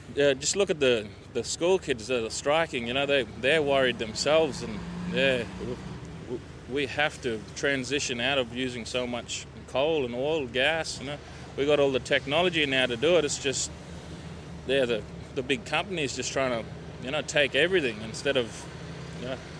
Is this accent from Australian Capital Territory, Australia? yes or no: no; Borroloola, Northern Territory, Australia; I came from the Northern Territory. I'm from Borroloola